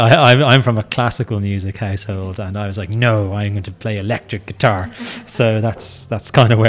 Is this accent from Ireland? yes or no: yes; Dublin, Leinster, Ireland; moved away; I was born here, so I'm from Dublin originally. So, I don't get home often